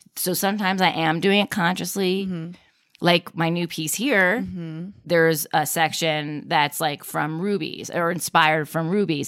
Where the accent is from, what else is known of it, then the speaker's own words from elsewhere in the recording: Westchester, New York, United States; I grew up in Westchester